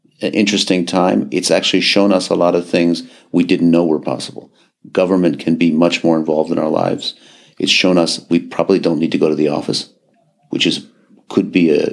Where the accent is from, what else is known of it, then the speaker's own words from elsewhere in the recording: Madison, Wisconsin, United States; moved away as an adult; now in Geneva, Switzerland; I'm originally from Madison, Wisconsin